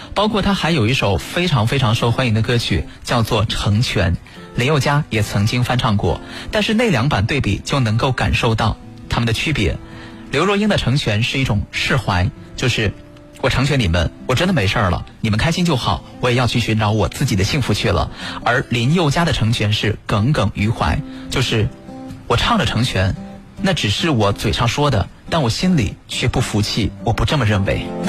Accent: China; 我们中国人在这方面是比较含蓄的。

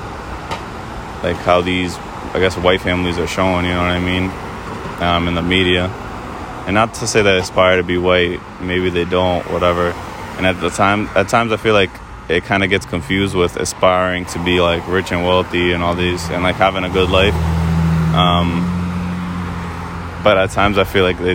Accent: United States; growing up in America

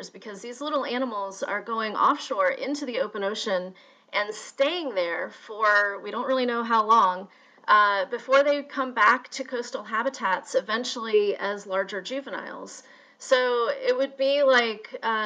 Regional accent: Louisville, Kentucky, United States; growing up in Louisville, Kentucky

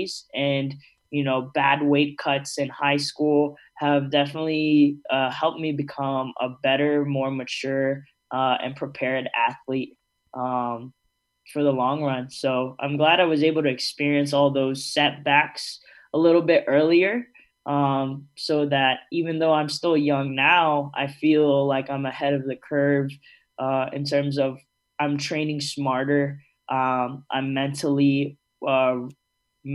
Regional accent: Georgia, United States; growing up in Georgia

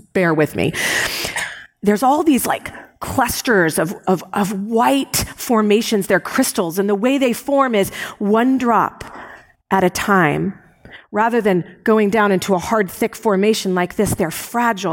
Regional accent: United States; I was raised in America

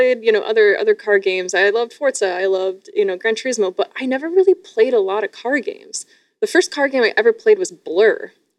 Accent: Sarnia, Ontario, Canada; moved away; I escaped the grips of Sarnia, Ontario.

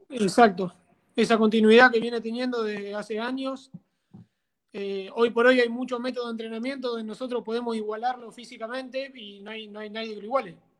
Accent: San Antonio de Areco, Buenos Aires Province, Argentina; Mi idea es venirme a mi pueblo, acá en San Antonio de Areco, eh, y bueno, quedarme a vivir acá, por ahí entrenar a algunos chicos de acá, de, un club donde yo jugaba acá cuando era muy chiquito

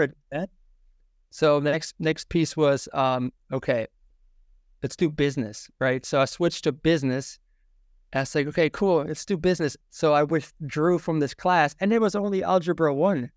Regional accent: Germany; English is a second language; moved away as an adult; also born or lived in Tampa, Florida; now in United States; I was born and raised in Germany

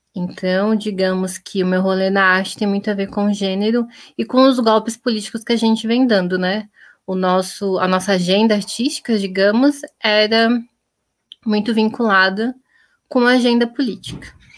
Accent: Blumenau, Santa Catarina, Brazil; also born or lived in Florianópolis; eu sou natural de Blumenau

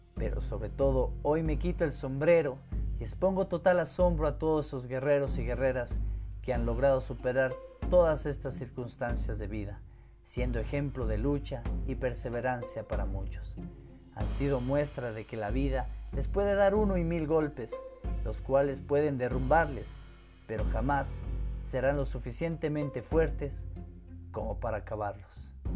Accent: Ecuador; mi tierra, que me vio nacer

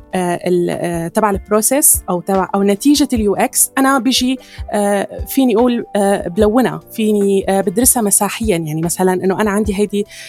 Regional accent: Syria; عندنا بسوريا

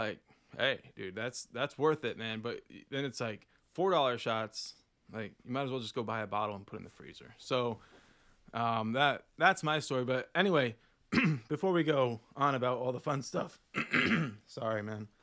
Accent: Oklahoma, United States; also born or lived in Puerto Rico; we're from Oklahoma

